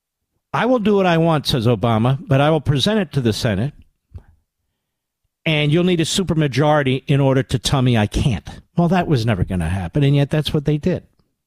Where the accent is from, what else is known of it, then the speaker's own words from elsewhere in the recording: Philadelphia, Pennsylvania, United States; I'm from Philadelphia.